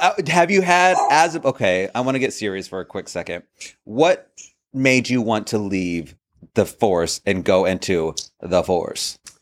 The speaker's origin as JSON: {"language": "English", "region": "New York", "country": "United States", "tie": "born or raised there", "said": "I grew up in New York when this was before Drag Race"}